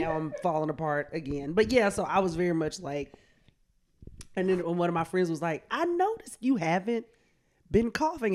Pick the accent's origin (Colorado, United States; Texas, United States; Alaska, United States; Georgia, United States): Georgia, United States; Columbus; now in New York, United States; I am from Columbus, Georgia, right down the street.